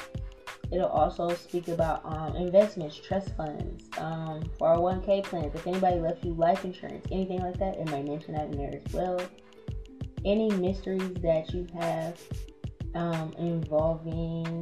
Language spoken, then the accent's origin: English; New Orleans, Louisiana, United States; we're both from New Orleans